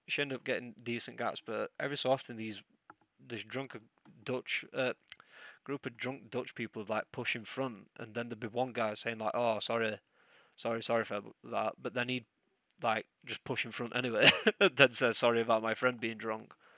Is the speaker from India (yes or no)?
no; England, United Kingdom; I'm English